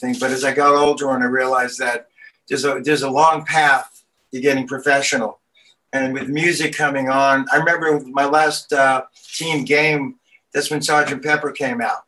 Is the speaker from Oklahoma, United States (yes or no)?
no; New York City, New York, United States; growing up in Brooklyn was a good time